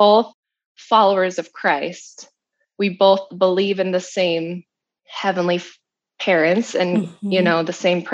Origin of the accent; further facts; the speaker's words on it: Utah, United States; I grew up in Utah my whole life